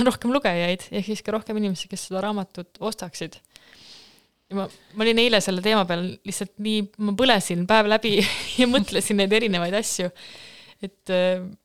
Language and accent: Estonian; Jäneda, Lääne-Viru County, Estonia; born or raised there